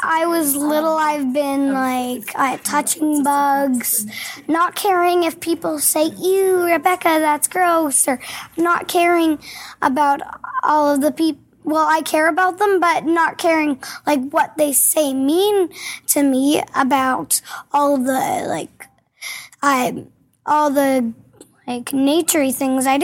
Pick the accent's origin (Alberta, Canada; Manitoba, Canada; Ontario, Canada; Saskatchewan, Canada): Saskatchewan, Canada; Yorkton; now in Prince Albert, Canada; I was born in Yorkton